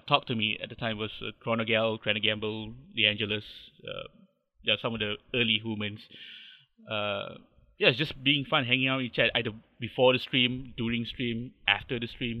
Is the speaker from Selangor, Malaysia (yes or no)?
yes; Subang Jaya, Selangor, Malaysia; I'm from Malaysia. I'm born and bred. I live in a little town called Subang Jaya. Lived here for almost 30 odd years.